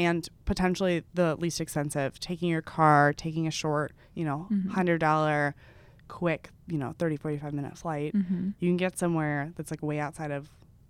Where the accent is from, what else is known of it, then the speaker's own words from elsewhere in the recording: Texas, United States; I grew up in Texas, so my knowledge of the Northeast is very slim.